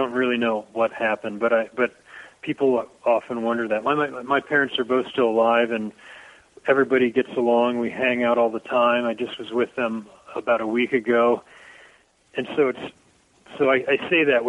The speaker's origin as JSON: {"language": "English", "town": "Dayton", "region": "Ohio", "country": "United States", "tie": "born or raised there", "moved": "yes", "said": "I grew up right on the whole area of Brown Street"}